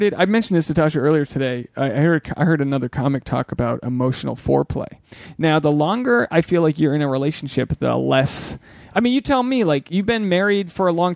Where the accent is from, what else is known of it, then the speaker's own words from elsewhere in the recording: New England, United States; I'm from New England